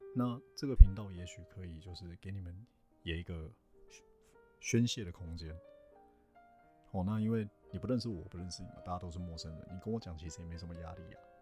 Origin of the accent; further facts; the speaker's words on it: Taiwan; first language Chinese; 比如说台湾人嘛，台湾人彼此传讯息，因为母，母语都是中文